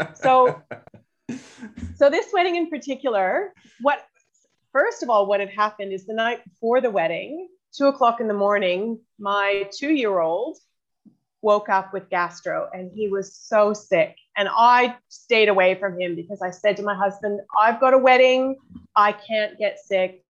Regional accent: Canada; moved away as an adult; also born or lived in New Zealand; now in Australia; I'm originally from New Zealand, but grew up in Canada and I've uh, been in Australia now for 14 years

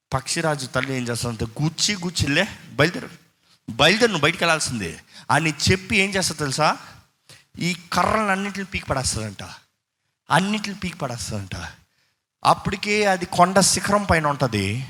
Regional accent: Tamil Nadu, India; moved away; చిన్నప్పటి నుంచి మేము తమిళనాడు కాబట్టి మాకు తమిళ్ ఫ్లూయెంట్

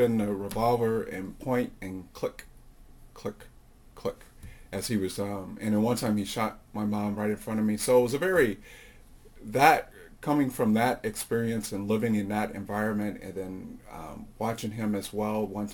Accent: Chicago, Illinois, United States; now in Thule, Greenland; I come from Chicago. I told you that great place in Illinois, the land of Lincoln

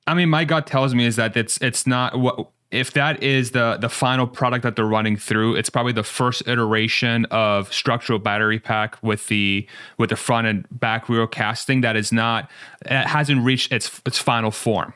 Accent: Iran; I'm from Iran. My parents are both Iranian

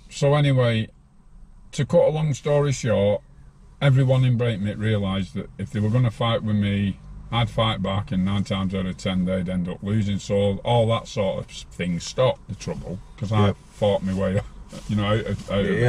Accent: Farnworth, North West England, United Kingdom; I grew up with Tommy in Farnworth.

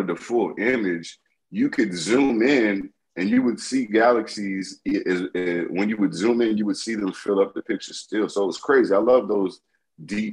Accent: the South, United States; I grew up in the South

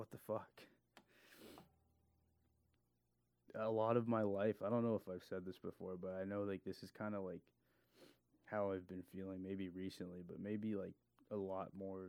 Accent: California, United States; I'm from California

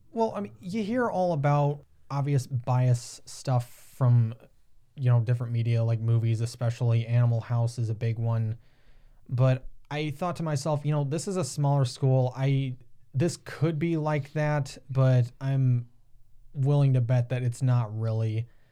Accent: Upper Sandusky, Ohio, United States; also born or lived in Tiffin, Ohio; raised a little outside of Upper Sandusky, which is about thirty minutes away from Tiffin.

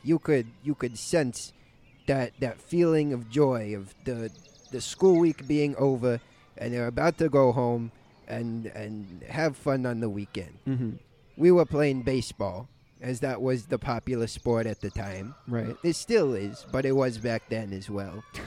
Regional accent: New York City, New York, United States; I'm from New York. More mm-hmm. specifically, I'm from Brooklyn

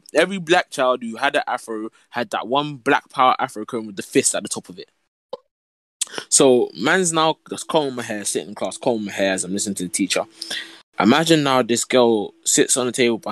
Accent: London, United Kingdom; I was the only black boy in my class, and surprise, I was from South London as well

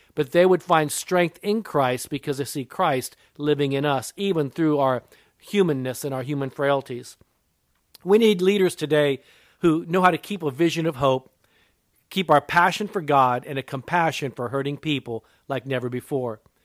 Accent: Japan; I'm part Japanese. I was born in Japan. My mother was Japanese

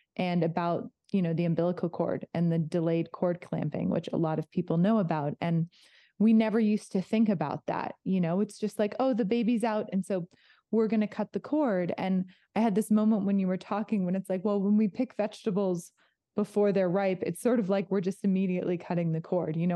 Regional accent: outside of Los Angeles, California, United States; moved away; I grew up outside of Los Angeles

